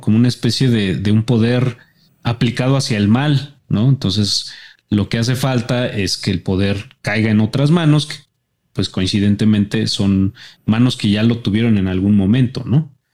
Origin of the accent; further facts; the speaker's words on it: Mexico; como ciudadano mexicano